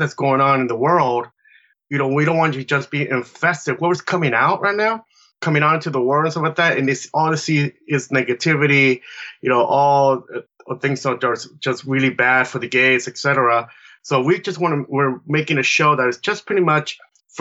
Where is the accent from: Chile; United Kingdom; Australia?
Chile; now in San Pablo, United States; I am from Chile, South America. I've been here for 40 years now.